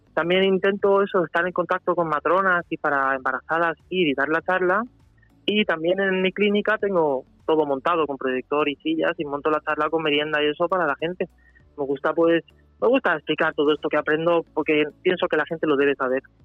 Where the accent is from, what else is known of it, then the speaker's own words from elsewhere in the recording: Spain; also born or lived in Germany; yo nací allí, pero vine aquí con casi cuatro años. Mi padre es español y yo tengo nacionalidad española. Y entonces yo me considero español